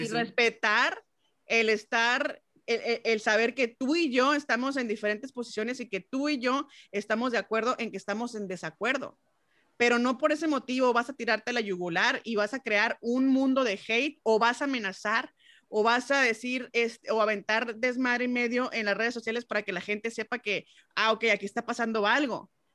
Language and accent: Spanish; Mexico; uno como mexicano